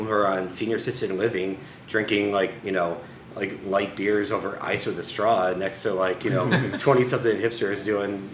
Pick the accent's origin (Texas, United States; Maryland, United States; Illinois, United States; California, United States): Illinois, United States; Rockford; moved away as an adult; also born or lived in Guatemala City, Guatemala / Chicago, United States; now in Puerto Rico; we grew up in Rockford, Illinois, which is, you know, a little west of Chicago